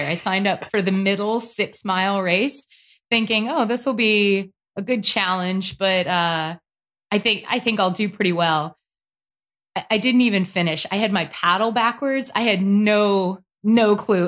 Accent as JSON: {"language": "English", "region": "North Carolina", "country": "United States", "also_born_or_lived": "Santa Barbara, California", "said": "I'm from North Carolina. It is nice and warm here"}